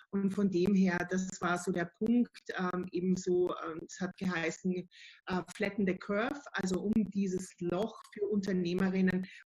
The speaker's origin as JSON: {"language": "German", "country": "Austria", "said": "Ähm, ich bin Österreicherin, seit 2006 selbstständig"}